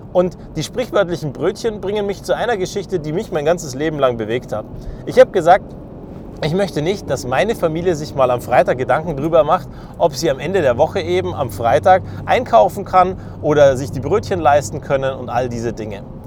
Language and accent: German; Germany; Als Deutsche